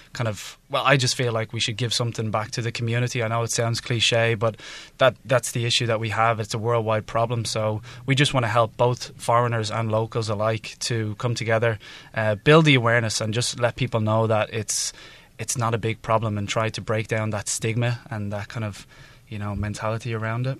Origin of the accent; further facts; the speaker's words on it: Dublin, Leinster, Ireland; now in Taiwan; I'm from Ireland, from Dublin, Ireland